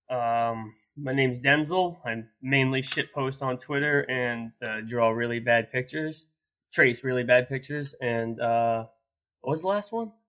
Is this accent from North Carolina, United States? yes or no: no; New Jersey, United States; born and raised in New Jersey